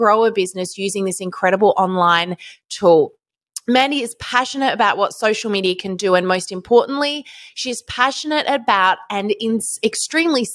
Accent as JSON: {"language": "English", "country": "Australia", "said": "So plus we're Australian."}